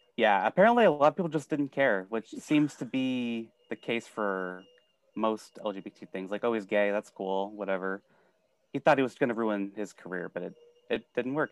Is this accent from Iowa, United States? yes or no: yes; Sioux City, Iowa, United States; I'm from Sioux City, Iowa